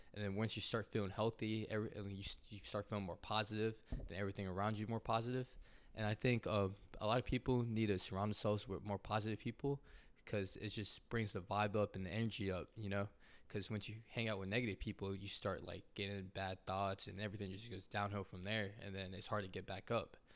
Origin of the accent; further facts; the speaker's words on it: Atlanta, Georgia, United States; I grew up in Atlanta, Georgia